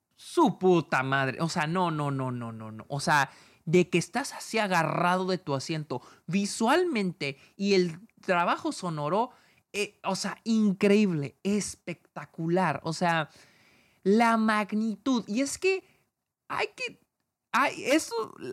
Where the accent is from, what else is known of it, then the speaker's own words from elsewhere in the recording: Mexico; yo como mexicano